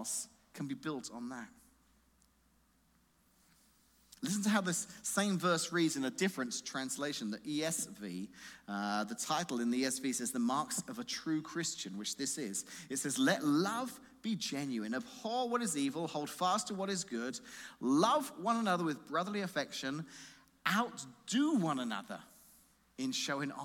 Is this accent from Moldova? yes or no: no; England, United Kingdom; moved away; Growing up in England, I went to a grade school